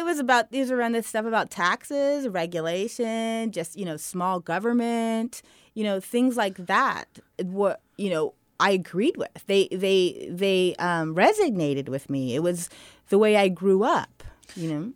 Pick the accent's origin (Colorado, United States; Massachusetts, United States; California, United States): California, United States; Redwood City; also born or lived in Menlo Park; I grew up in Redwood City